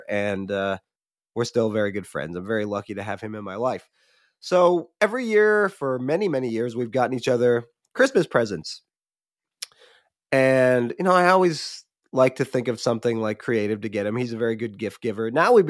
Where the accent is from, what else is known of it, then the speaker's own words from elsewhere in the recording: Michigan, United States; I have a childhood friend who still lives in the town I grew up in Michigan.